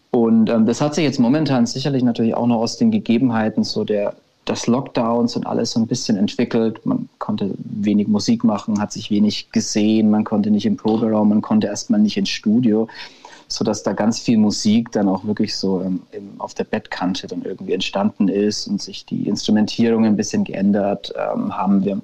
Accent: Nuremberg, Bavaria, Germany; now in Berlin, Germany; Also wir kommen, man muss dazu sagen, ursprünglich aus Nürnberg. Wir sind da schon auch, oft, aber wir leben jetzt momentan tatsächlich nicht mehr in Nürnberg.

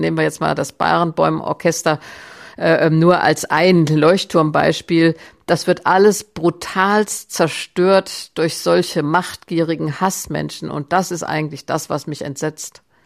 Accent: Germany; als Deutsche

